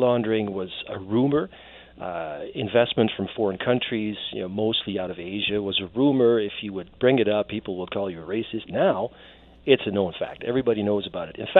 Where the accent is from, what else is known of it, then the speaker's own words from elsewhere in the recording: Netherlands; moved away as an adult; now in Canada; I'm an immigrant myself. I was born and raised in the Netherlands. I came over here when I was about 20